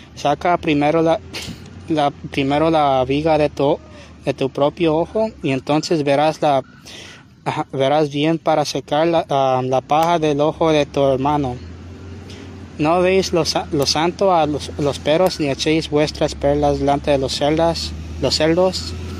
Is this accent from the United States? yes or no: yes; Long Beach, California, United States; yo nací en Long Beach, pero me considero mexicana